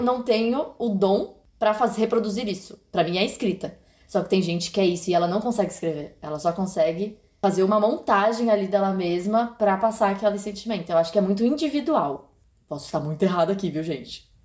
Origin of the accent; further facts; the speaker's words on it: São Paulo, Brazil; moved away; Eu estou em São Paulo, voltei para minha terra natal